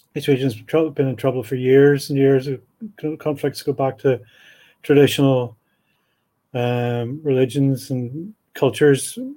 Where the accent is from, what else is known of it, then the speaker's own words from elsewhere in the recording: Belfast, Northern Ireland, United Kingdom; moved away as an adult; I was brought up in Belfast in the seventies